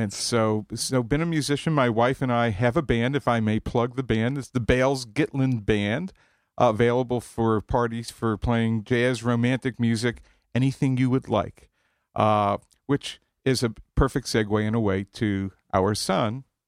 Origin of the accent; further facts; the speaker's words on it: Long Island, New York, United States; Growing up in Long Island, to be from Long Island, at least for us, was to go to Pennsylvania Dutch country